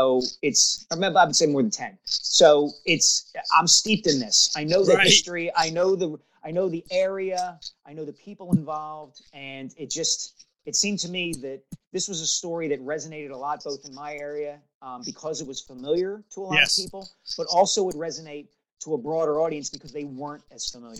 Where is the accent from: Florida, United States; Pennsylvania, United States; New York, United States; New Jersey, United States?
Pennsylvania, United States; Upper Dublin; So I am 3 years older than Kobe, and I grew up just outside of Philadelphia in a suburb called Upper Dublin, which is very similar geographically, sociologically, racially, economically to Lower Merion Township where Kobe grew up.